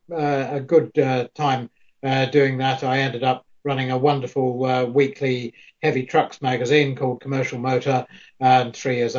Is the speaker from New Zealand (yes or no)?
yes; New Zealand; moved away as an adult; now in United Kingdom; I'm a New Zealander